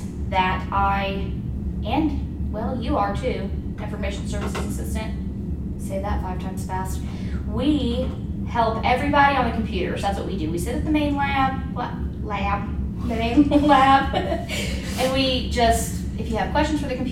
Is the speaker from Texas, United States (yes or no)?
no; Kokomo, Indiana, United States; also born or lived in Lafayette, Indiana; I was born in Lafayette, and then I was raised here in Kokomoko